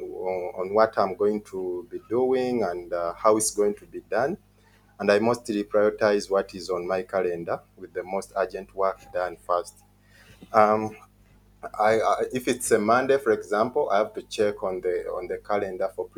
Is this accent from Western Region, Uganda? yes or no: no; Mukono, Central Region, Uganda; I'm from Uganda, from a district called Mukono, which is in the central part of Uganda.